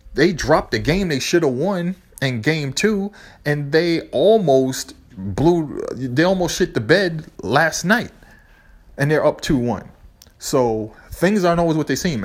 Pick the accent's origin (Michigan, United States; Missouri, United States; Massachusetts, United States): Massachusetts, United States; Boston; I'm from Boston